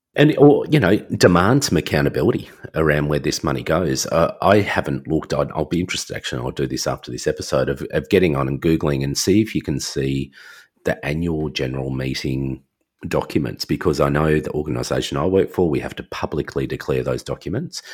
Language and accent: English; Australia; I'm Australian